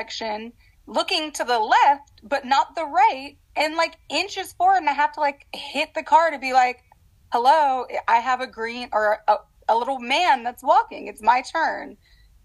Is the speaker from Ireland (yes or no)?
no; Los Angeles, California, United States; Los Angeles, born and raised.